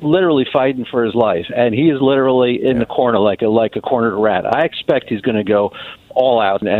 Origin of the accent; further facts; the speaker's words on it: New York, United States; now in Indianapolis, United States; I grew up in New York